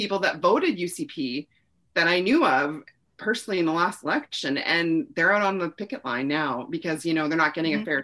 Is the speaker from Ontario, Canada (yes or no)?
no; Edmonton, Alberta, Canada; now in northern Alberta, Canada; I'm 5 hours north of Edmonton and I grew up partially in Edmonton